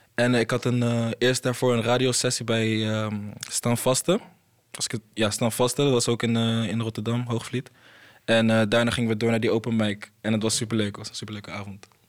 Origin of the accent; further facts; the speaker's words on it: Côte d’Ivoire; moved away; ik kom zelf uit Ivoorkust, ligt in eh, West-Afrika